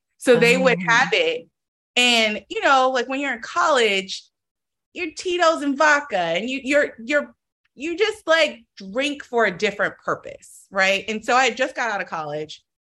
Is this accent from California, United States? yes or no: yes; Oakland, California, United States; I'm from Oakland, so I'm from the Bay Area.